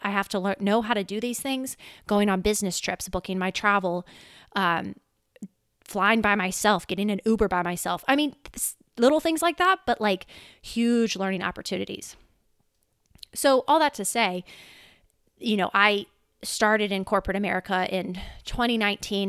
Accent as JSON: {"language": "English", "region": "Louisiana", "country": "United States", "tie": "born or raised there", "also_born_or_lived": "California", "said": "I was born in California. However, we moved to Louisiana in twen-, two thousand. And, yeah, I've been in Louisiana ever since"}